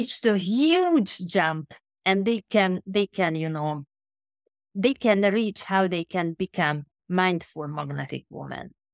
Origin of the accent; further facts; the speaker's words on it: Budapest, Hungary; now in London, United Kingdom; now at the moment I'm in London, but originally I came from Budapest, which is a small country Hungary